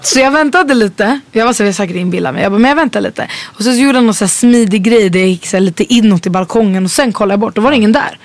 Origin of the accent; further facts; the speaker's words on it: Stockholm, Stockholm County, Sweden; jag växte upp i Vällingby